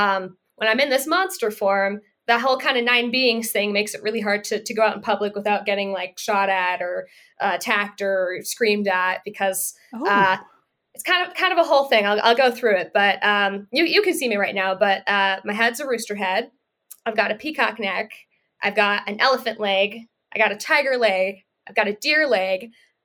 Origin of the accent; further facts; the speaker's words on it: India; I am from India, spoiler alert.